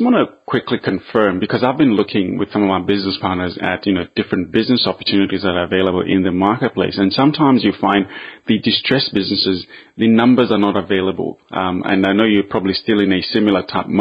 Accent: Zambia; first language Bemba; English is a second language; I personally grew up in Zambia. I was born there, and my first language was Bemba as well

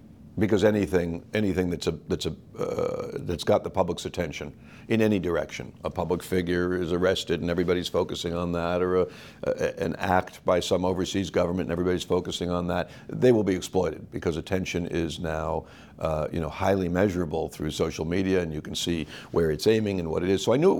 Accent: Los Angeles, California, United States; Well, I grew up in Los Angeles. By the time I was 10, we had lived in 10 places.

